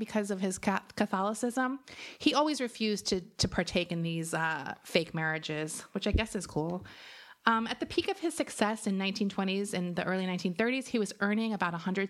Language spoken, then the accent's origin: English; Florida, United States; I'm from Florida.